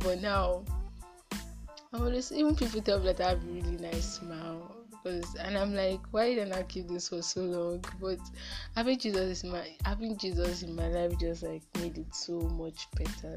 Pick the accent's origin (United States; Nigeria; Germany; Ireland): Nigeria; I'm a Nigerian. Um, mm, I'm a Yoruba girl. Yes, I know how to speak Yoruba very well, and I know how to speak English and Pidgin